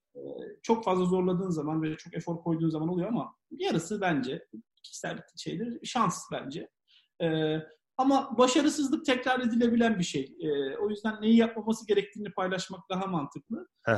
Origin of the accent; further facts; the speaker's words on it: Samsun, Turkey; also born or lived in Ankara, Turkey / Istanbul, Turkey; now in London, United Kingdom; Samsunluyum, ODTÜ mezunuyum